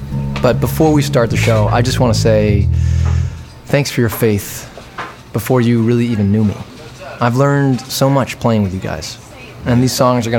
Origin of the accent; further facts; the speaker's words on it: Boston, Massachusetts, United States; I grew up here in Boston, but I haven't played here in a few years.